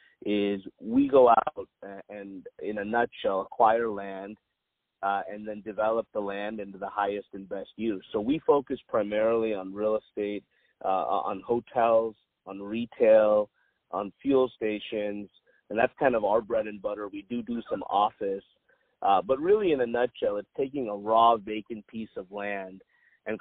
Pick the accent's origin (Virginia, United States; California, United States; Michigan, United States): California, United States; Irvine; also born or lived in Compton, California; grew up here, Irvine, California. Was actually born in Compton.